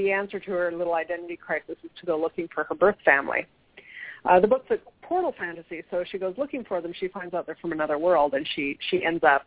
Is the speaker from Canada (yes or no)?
yes; Vancouver, British Columbia, Canada; moved away as an adult; now in Toronto, Canada; I'm from Vancouver